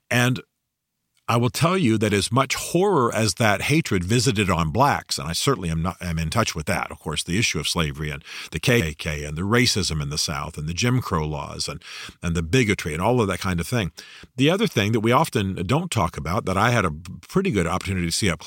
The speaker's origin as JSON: {"language": "English", "country": "Germany", "tie": "born or raised there", "said": "you know I grew up in Germany, loved the Germans"}